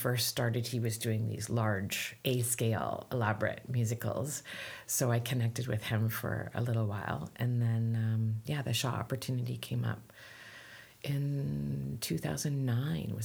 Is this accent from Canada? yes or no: yes; Canada; I'm Canadian